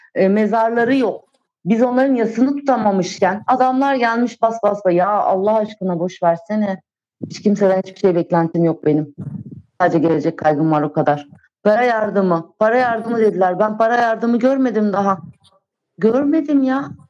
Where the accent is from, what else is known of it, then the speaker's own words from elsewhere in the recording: Antakya, Hatay, Turkey; moved away as an adult; Orası benim memleketim